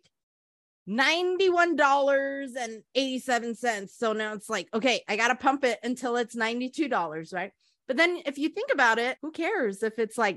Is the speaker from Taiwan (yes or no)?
yes; Taiwan; moved away; part of my life, I grew up in Taiwan